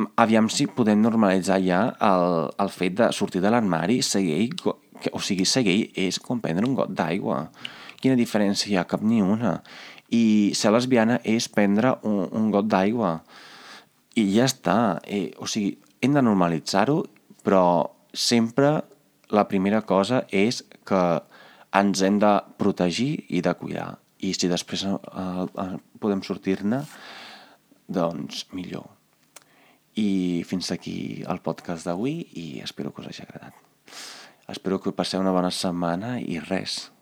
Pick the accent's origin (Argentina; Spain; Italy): Italy; Carmignano di Brenta, Veneto; moved away; al meu poble, que es diu Carmiano di Brenta, no hi havia cap McDonald's